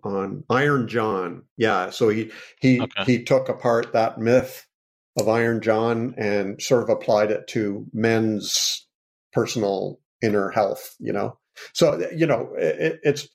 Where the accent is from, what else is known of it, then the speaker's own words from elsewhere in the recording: Canada; I am Canadian